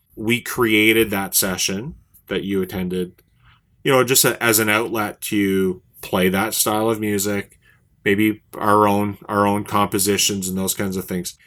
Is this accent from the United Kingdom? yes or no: no; Saint John, New Brunswick, Canada; here in my hometown